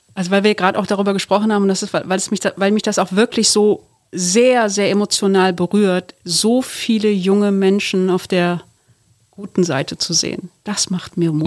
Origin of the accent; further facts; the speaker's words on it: Duisburg, North Rhine-Westphalia, Germany; ich komme aus Duisburg. Und dann denken wir immer so, ich meine, du bist so deutsch und ich bin so in einer türkischen Familie in Duisburg aufgewachsen